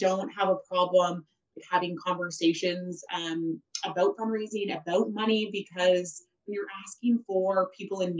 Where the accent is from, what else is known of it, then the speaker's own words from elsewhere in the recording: Rockwood, Ontario, Canada; also born or lived in Guelph; I grew up in Rockwood, and I had to get busted into high school here. So this very much is my old stomping grounds